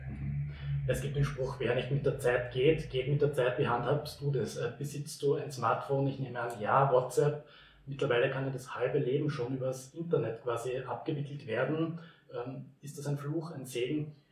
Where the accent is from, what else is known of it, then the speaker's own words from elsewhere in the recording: Herzogenburg, Lower Austria, Austria; würde jetzt nicht sehr glaubhaft wirken, wenn ich als Herzogenburger Werbung für Herzogenburg mache. Wie könntest du meine Heimat beschreiben, weil du bist ja doch des Öfteren auch bei uns im Dreisental?